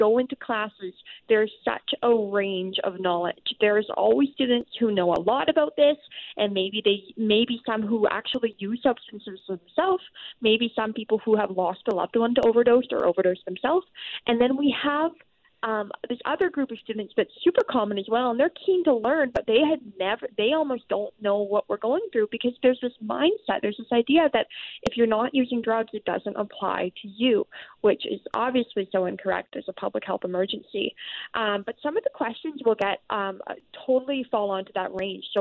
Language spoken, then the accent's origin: English; British Columbia, Canada; as British Columbians